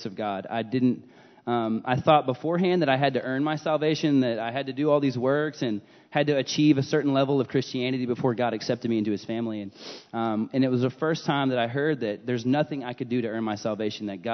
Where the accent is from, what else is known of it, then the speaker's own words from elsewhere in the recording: Aledo, Texas, United States; I grew up in Aledo